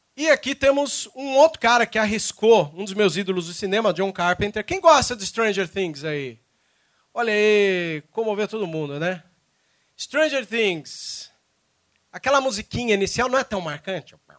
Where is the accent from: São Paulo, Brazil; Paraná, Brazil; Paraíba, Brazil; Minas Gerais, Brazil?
São Paulo, Brazil; moved away as an adult; now in Cascavel, Brazil; embora eu tô morando lá em Cascavel, eu sou de São Paulo